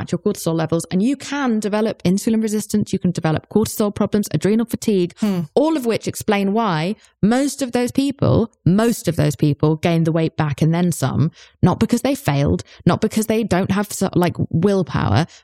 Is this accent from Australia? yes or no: no; United Kingdom; I'm British. We are told to never say how we're feeling about anything ever.